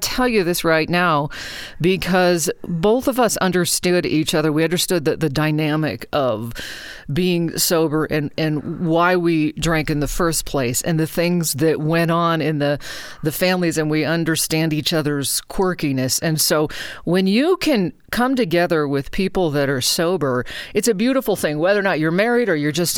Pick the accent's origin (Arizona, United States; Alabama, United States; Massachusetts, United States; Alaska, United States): Alaska, United States; Anchorage; now in Reno, United States; I grew up in Alaska, and so in Anchorage, actually